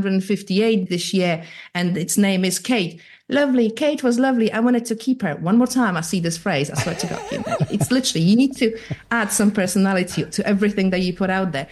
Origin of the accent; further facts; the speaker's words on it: Poland; accent: weird Irish American; now in United Kingdom; I'm from Eastern Europe